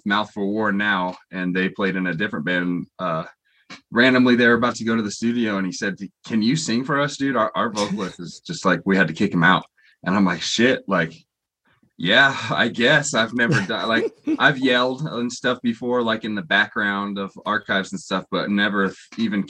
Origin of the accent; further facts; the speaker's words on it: Indiana, United States; moved away; after getting in trouble nonstop in my hometown